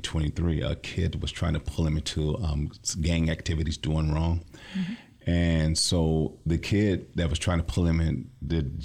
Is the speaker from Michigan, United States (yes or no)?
yes; Lansing, Michigan, United States; I'm from the Lansing area, born and raised.